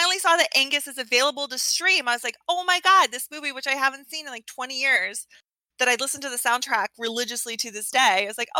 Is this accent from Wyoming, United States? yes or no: no; Alaska, United States; So I grew up in Alaska